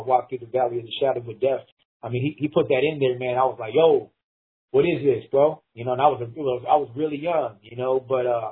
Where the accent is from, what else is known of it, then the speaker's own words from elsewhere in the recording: California, United States; also born or lived in Lancaster / Long Beach / Los Angeles; From California. Grew up Lancaster, Long Beach, L.A., basically everywhere